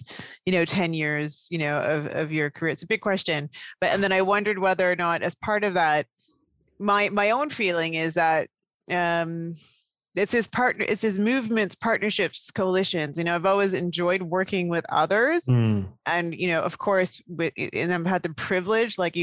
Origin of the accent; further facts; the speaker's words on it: Canada; a child of Indian immigrants growing up in Canada.